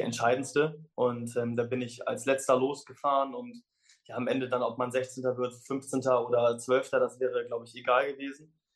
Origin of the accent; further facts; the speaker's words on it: Germany; als Deutscher